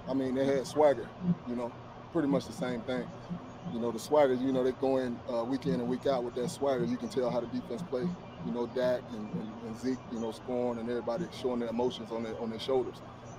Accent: East Texas, United States; moved away as an adult; also born or lived in Philadelphia; I'm from Texas. It's my home state

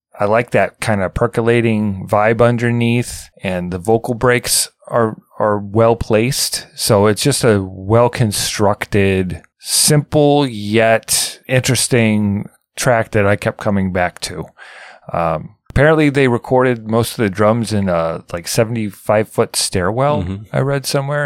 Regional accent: Midwest, United States; growing up in the Midwest

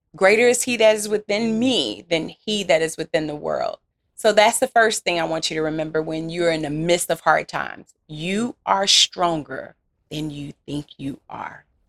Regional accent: Louisiana, United States; accent: country Southern; I'm from Louisiana

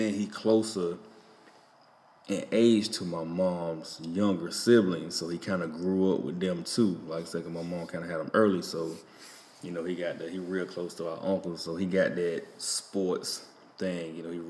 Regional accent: Enfield, United States; I said, man, I don't know nothing about these people. I'm from Enfield. Y'all got to forgive me.

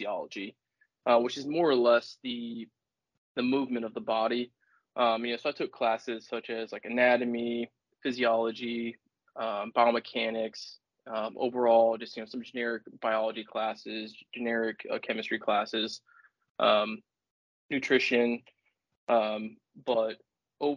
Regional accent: Warsaw, Indiana, United States; growing up in Warsaw, the orthopedic capital of the world

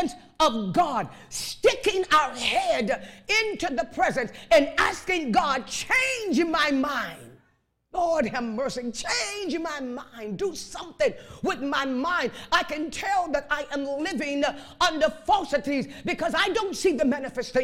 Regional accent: Chicago, Illinois, United States; I was raised up in Chicago on the west side

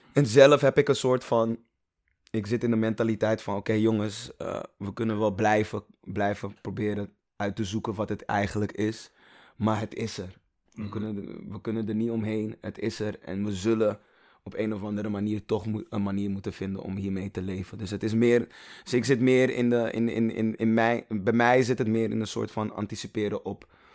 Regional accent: Amsterdam, North Holland, Netherlands; also born or lived in Toronto, Canada; ik echt 20, 20 jaar in Gein heb gezeten

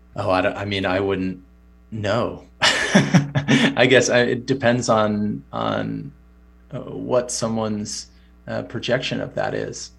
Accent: United States; as an American

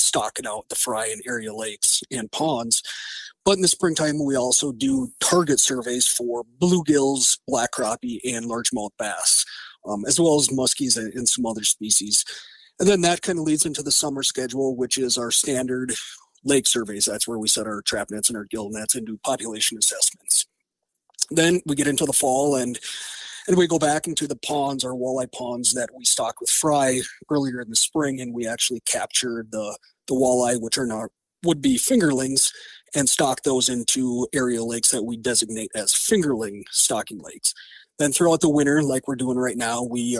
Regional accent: Fergus Falls, Minnesota, United States; I grew up in Fergus Falls

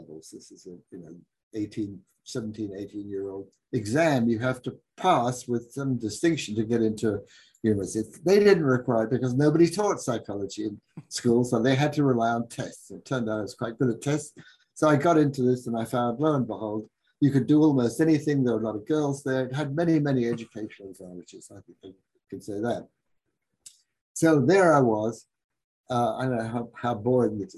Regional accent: London, United Kingdom; accent: London; moved away as an adult; also born or lived in Toronto, Canada / Virginia, United States; now in Durham, United States; I grew up in London, in England

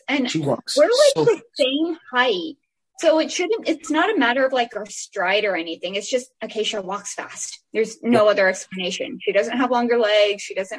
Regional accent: Mesa, Arizona, United States; I was born here in Mesa.

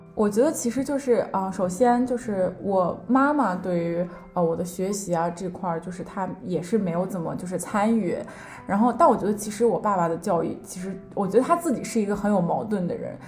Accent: Shandong, China; moved away as an adult; now in Warwick, United Kingdom; 我呢，初中呢是一个非常非常普通的，就是在山东的一个这样子公立学校

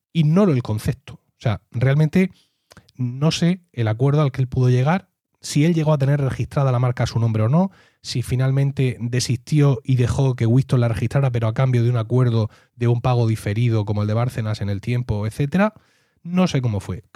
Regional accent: Region of Murcia, Spain; soy murciano

